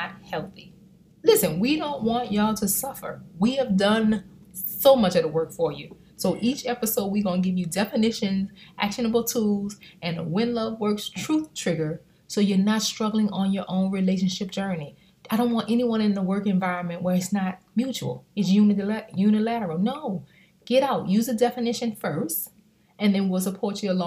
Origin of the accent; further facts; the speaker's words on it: New Orleans, Louisiana, United States; I'm from New Orleans, born and raised